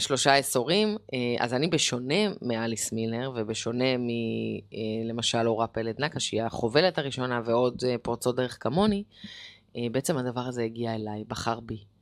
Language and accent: Hebrew; Jerusalem, Jerusalem District, Israel; גדלתי בירושלים, כמו שאמרתי, באינתיפאדה